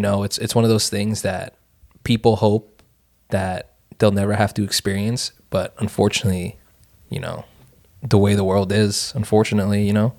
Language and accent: English; Northeastern United States, United States; we're from the Northeastern United States, fairly liberal